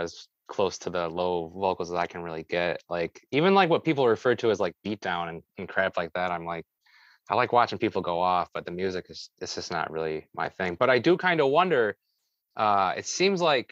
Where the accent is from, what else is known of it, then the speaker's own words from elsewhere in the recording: Rochester, United States; I'm from Rochester